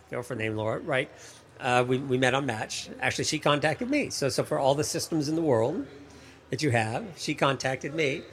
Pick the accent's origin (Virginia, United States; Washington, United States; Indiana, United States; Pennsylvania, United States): Washington, United States; Seattle; moved away as an adult; now in Washington, D.C., United States